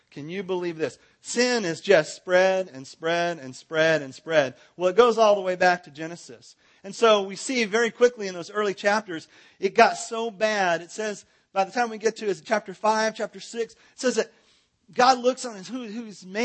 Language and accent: English; California, United States; now in Texas, United States; I'm from Southern California. I moved to, te- I'm not a Texan, but I got here as fast as I could.